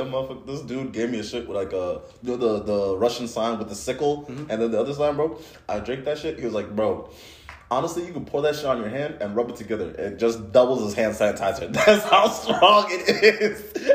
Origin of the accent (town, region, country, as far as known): Nigeria; born or raised there; moved away